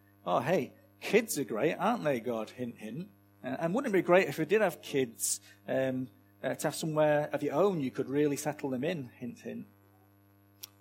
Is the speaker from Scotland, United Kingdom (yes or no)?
no; Manchester, North West England, United Kingdom; set in my hometown of Manchester